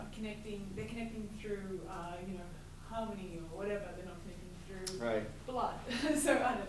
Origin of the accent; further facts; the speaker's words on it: Sydney, New South Wales, Australia; I'm from Sydney